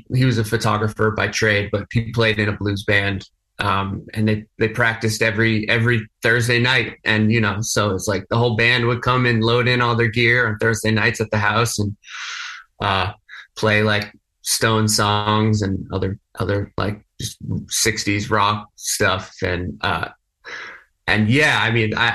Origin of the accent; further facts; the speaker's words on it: Vermont, United States; moved away as an adult; also born or lived in Boston / New York; I'm from Vermont originally, went to college in Boston, moved to New York